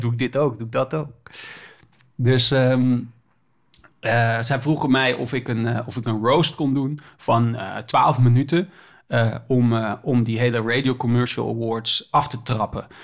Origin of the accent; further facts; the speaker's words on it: Groningen, Netherlands; now in Amsterdam, Netherlands; ik kom oorspronkelijk uit Groningen, maar ik woon nu in Amsterdam.